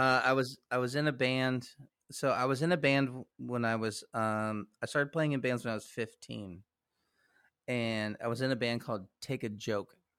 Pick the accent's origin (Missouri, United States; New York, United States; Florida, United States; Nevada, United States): Missouri, United States; Kansas City; moved away; also born or lived in Lawrence, Kansas; I'm from Kansas City. Uh, like, I, I am the, uh, the rare occasion of someone who is a Kansan who grew up in Missouri